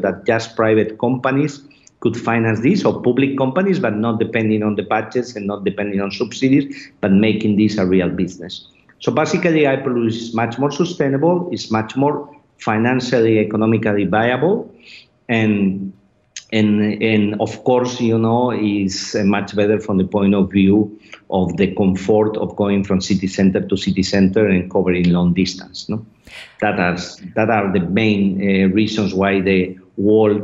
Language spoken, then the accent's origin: English; Spain; I come from Spain, the country with the second largest network of high-speed rail in the world.